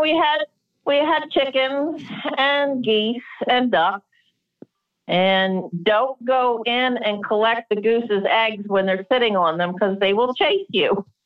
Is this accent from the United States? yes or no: yes; Delaware, United States; now in Maryland, United States; I grew up in Delaware